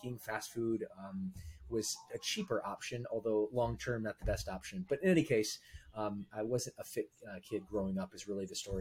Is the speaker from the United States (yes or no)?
yes; Michigan, United States; now in California, United States; I'm from the Midwest. Grew up in the state of Michigan